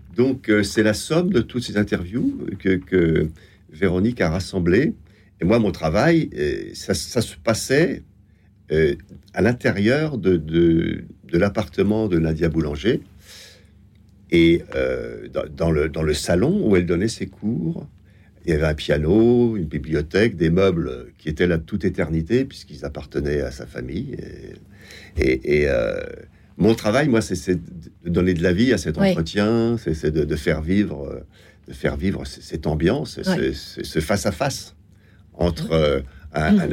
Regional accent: Besançon, Bourgogne-Franche-Comté, France; now in Paris, France; je, suis né à Besançon. Je suis un franc-comtois et parisien d'adoption, plus tardivement

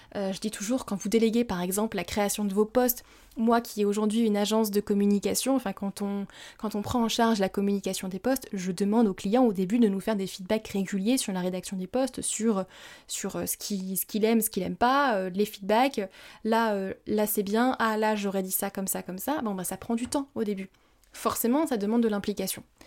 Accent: France; also born or lived in Bali / Japan; chez nous en France

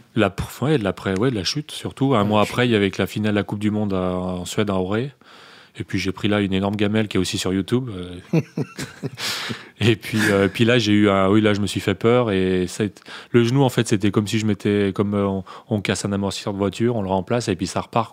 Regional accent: Morillon, Auvergne-Rhône-Alpes, France; also born or lived in Bonneville; quelques minutes de Morillon, mon village natal

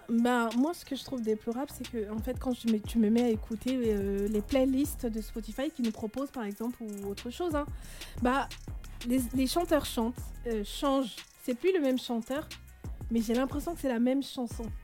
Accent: Rennes, Brittany, France; je viens de Rennes, Bretagne

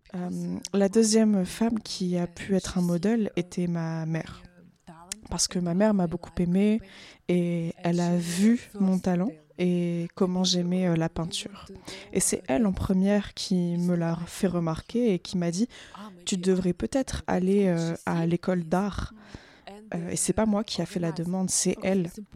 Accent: Ukraine; now in Switzerland; une fois que je suis partie de l'Ukraine

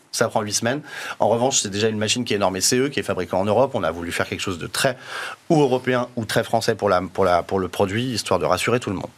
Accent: France; on est français

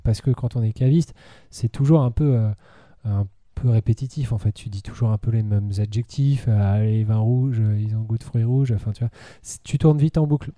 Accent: France; en tant que Français

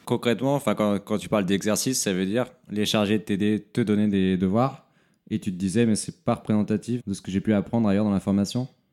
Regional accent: near Montpellier, Occitania, France; moved away as an adult; now in Paris, France; je suis né à Paris, mais j'ai grandi dans le sud de la France, vers Montpellier

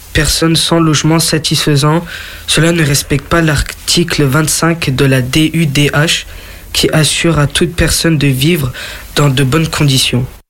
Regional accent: France; chez nous, en France

